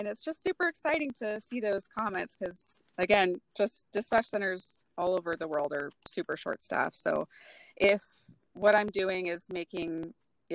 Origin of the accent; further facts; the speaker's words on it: Western Washington, United States; I was born and raised in Western Washington, and so I've just always lived here